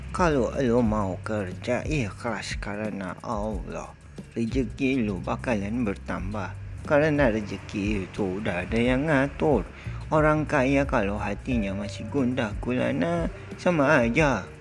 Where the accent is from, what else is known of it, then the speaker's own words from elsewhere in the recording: North Jakarta, Jakarta, Indonesia; now in Yogyakarta, Indonesia; Hmm, aku tinggal di kota Yogyakarta. Tapi aku asli dari kota Jakarta Utara.